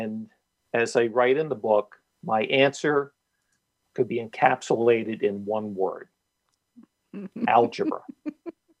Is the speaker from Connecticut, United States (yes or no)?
yes; Stamford, Connecticut, United States; my hometown paper, the Stanford Advocate